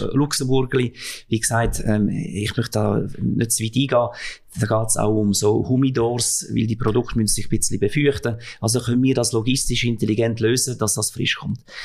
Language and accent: German; Switzerland; bei uns in der Schweiz